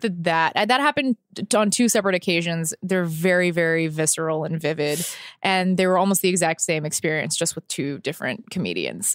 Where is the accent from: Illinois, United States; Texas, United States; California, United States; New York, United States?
Texas, United States; moved away; I grew up in Texas.